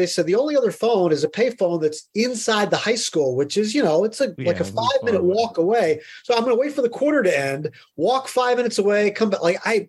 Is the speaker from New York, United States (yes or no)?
no; Middletown, Pennsylvania, United States; also born or lived in State College, Pennsylvania; I came to Penn State from Middletown, Pennsylvania